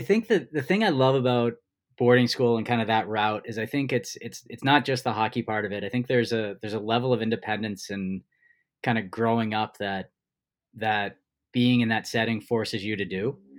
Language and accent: English; New Jersey, United States; I grew up in New Jersey